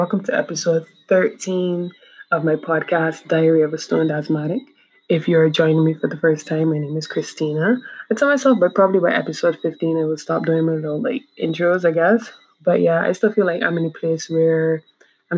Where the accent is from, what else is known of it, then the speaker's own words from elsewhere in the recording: Barbados; also born or lived in Trinidad; I'm from Barbados and I'm home